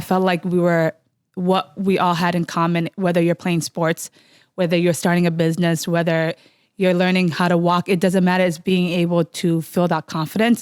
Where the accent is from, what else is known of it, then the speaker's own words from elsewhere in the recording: Minneapolis, Minnesota, United States; growing up in Cedar